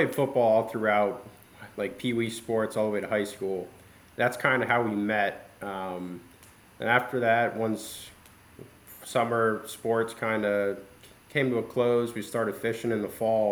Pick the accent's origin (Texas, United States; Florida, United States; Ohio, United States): Ohio, United States; moved away as an adult; now in Lehigh Valley, United States; I grew up in Ohio